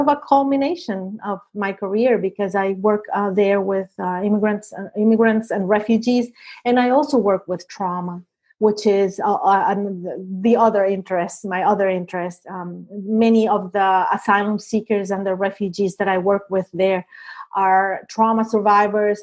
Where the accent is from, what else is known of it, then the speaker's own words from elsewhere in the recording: Venezuela; English is a second language; moved away as an adult; also born or lived in Lebanon; now in United States; I was born in Venezuela and then became an immigrant here myself in the U.S.